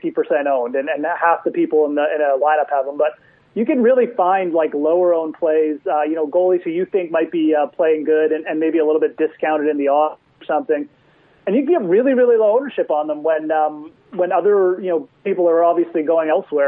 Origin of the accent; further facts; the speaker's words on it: Canada; as a Canadian